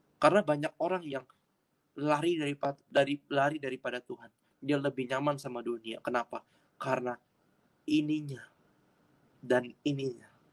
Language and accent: Indonesian; Jakarta, Indonesia; also born or lived in Surabaya; Asli Jakarta, lahir di Jakarta.